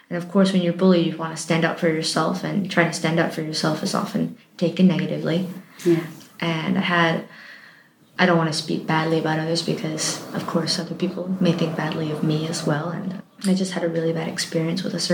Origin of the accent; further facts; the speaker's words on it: Michigan, United States; also born or lived in Pennsylvania / Montana; I was born in Pennsylvania, United States, and just moved across kept going west. With I pretty much grew up in Michigan, and then I moved to Montana